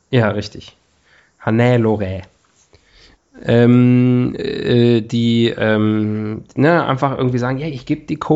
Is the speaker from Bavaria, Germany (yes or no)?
no; North Rhine-Westphalia, Germany; hier aus in meinem Heimatbundesland, Nordrhein-Westfalen